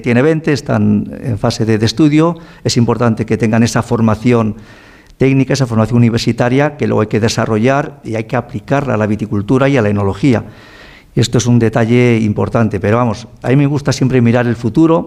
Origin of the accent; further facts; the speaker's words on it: Ribera del Duero, Castile and León, Spain; Yo nací en la Ribera del Duero